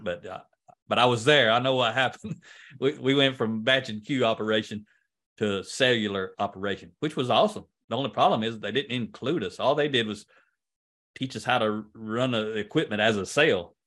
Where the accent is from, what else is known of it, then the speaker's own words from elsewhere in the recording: United States; accent: country; I'm much better at speaking country than, than I am English